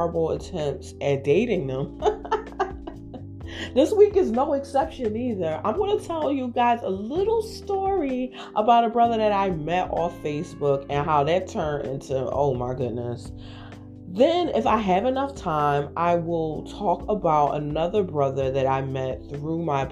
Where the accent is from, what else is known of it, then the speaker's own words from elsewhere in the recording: Philadelphia, Pennsylvania, United States; I am from Philadelphia